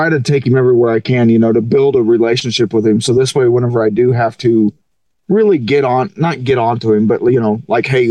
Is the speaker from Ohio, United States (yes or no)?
no; Missouri, United States; moved away; I grew up in Missouri